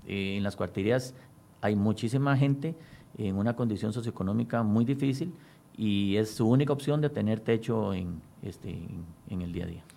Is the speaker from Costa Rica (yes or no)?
yes; Costa Rica